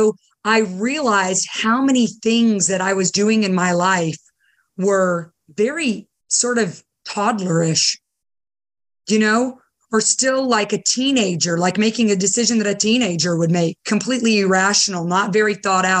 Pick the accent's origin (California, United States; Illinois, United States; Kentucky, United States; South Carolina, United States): South Carolina, United States; Simpsonville; born or raised there; also born or lived in Beirut, Lebanon / Dubai, United Arab Emirates